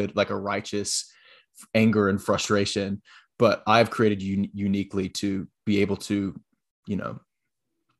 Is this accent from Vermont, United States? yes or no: no; Florence, South Carolina, United States; I am originally from Florence, South Carolina